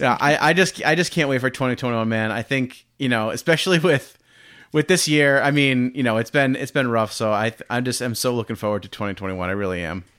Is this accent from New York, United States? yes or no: no; Rhode Island, United States; Hasbro is right, right in my home state of Rhode Island